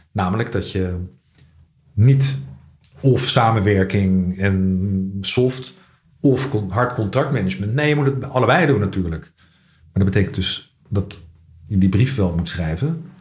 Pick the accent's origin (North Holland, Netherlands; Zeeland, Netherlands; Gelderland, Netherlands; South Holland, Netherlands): South Holland, Netherlands; The Hague; moved away; also born or lived in Scheveningen; als kind heb ik in Den Haag gewoond